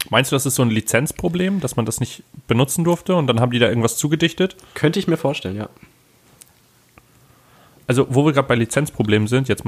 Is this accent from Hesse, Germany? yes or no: no; Lower Saxony, Germany; also, da wo ich herkomme, das ist ja eine kleine Stadt. Ich möchte jetzt gar nicht sagen wo, aber es ist eine Kleinstadt.